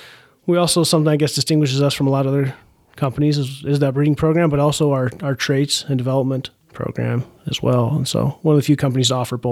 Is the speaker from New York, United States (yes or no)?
no; Idaho, United States; now in Bismarck, United States; I come from Idaho originally. Grew up working on a barley farm, doing a lot of irrigation out that way.